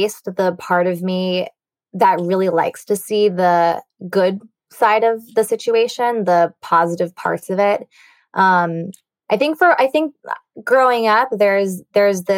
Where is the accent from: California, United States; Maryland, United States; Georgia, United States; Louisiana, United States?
California, United States; moved away; my hometown and California in general, my college there too